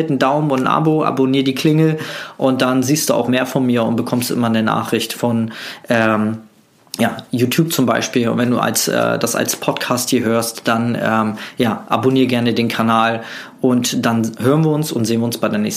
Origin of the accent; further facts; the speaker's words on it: Germany; Ich komme aus der DDR, ja. Ich bin äh, ein DDR-Flüchtling und meine Mutter ist mit mir noch vor der Wende über die Grenze geflohen.